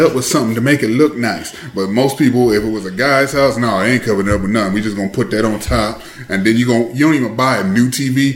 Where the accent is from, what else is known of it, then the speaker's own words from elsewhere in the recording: Michigan, United States; I grew up in Michigan